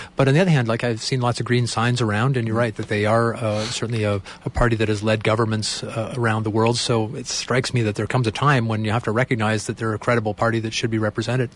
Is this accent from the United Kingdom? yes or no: no; Canada; as Canadians